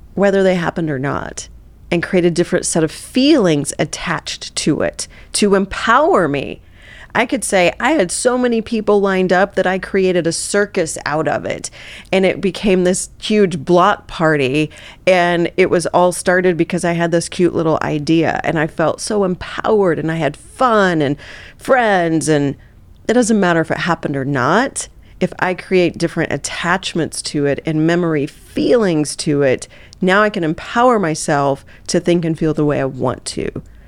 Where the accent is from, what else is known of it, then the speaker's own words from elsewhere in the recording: Southeast Missouri, United States; I grew up in Southeast Missouri